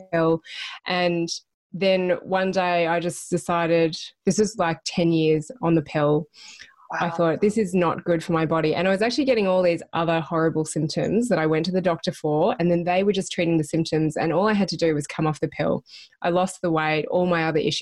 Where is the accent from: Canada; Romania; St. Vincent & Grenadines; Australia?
Australia; Melbourne, Victoria; moved away as an adult; also born or lived in Brisbane, Australia; I'm originally from Melbourne.